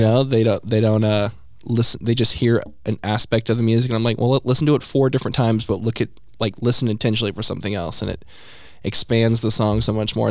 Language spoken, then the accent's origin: English; Oklahoma City, Oklahoma, United States; Oklahoma City